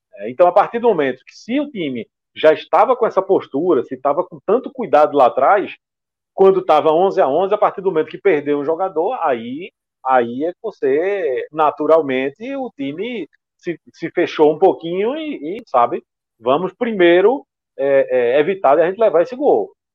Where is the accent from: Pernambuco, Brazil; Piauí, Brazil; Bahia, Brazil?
Pernambuco, Brazil; eu como pernambucano